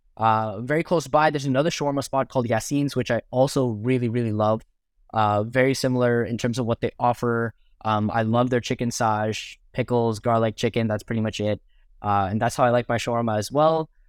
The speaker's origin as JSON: {"language": "English", "town": "Mississauga", "region": "Ontario", "country": "Canada", "tie": "born or raised there", "said": "I'm born and raised in Mississauga, which is the sub, the first suburb outside of Toronto."}